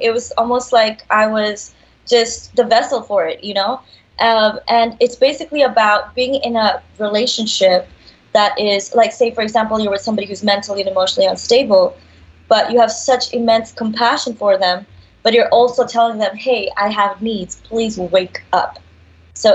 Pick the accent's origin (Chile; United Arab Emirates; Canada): United Arab Emirates; Dubai; now in Los Angeles, United States; So I was born in Dubai